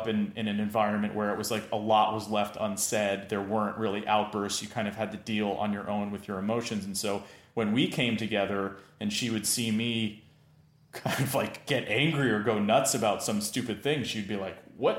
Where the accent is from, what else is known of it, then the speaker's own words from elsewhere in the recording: East Coast, United States; I grew up on the East Coast in a Jewish family, like not religiously Jewish, but culturally Jewish.